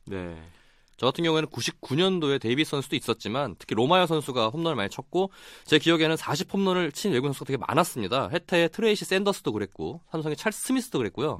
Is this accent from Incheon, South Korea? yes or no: no; Daejeon, South Korea; 제가 고향이 대전이다 보니까